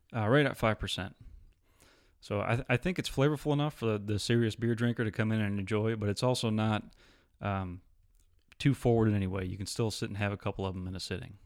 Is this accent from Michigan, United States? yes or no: yes; Alpena, Michigan, United States; moved away as an adult; I actually grew up in a small town called Alpena in northern Michigan